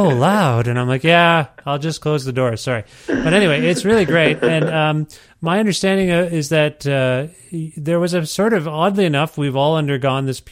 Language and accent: English; Ontario, Canada; moved away as an adult; now in Edmonton, Canada; I'm from Ontario.